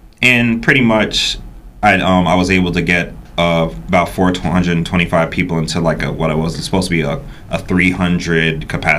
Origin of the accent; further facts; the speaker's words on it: Burlington City, New Jersey, United States; also born or lived in New York; So I'm New York born, but I'm Jersey raised. So, going from there, being to junior high and high school in South Jersey the whole time